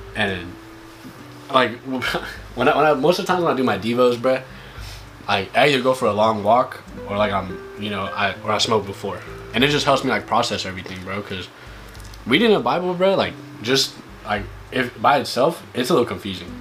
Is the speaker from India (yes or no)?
yes; India; now in California, United States; I'm not from here, but like I was born in India